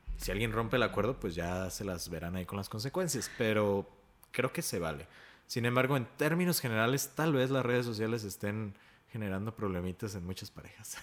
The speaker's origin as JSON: {"language": "Spanish", "country": "Mexico", "said": "como sociedad mexicana"}